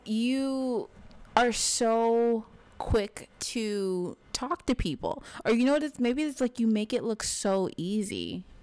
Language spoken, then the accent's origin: English; New York City, New York, United States; we are from New York. We are based in New York